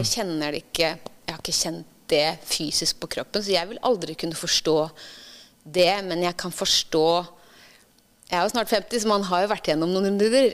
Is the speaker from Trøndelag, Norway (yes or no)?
no; Ytre Enebakk, Akershus, Norway; moved away as an adult; Jeg er fra Ytre Enebakk.